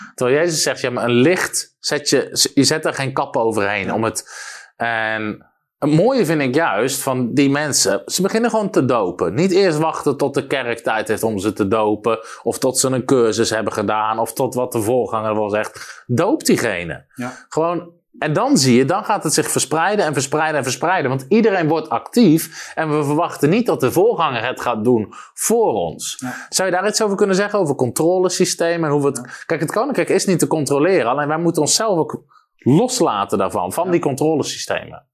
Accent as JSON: {"language": "Dutch", "country": "Netherlands"}